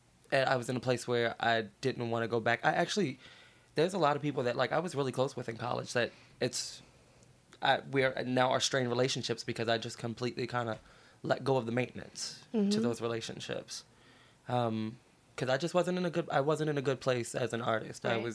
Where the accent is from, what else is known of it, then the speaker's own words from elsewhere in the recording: Baltimore, Maryland, United States; moved away; I'm from Baltimore, Maryland. It's always been me and my mom